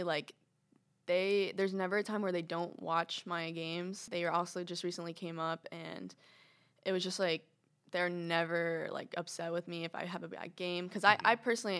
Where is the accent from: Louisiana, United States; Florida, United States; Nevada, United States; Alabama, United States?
Florida, United States; Orlando; Like Orlando.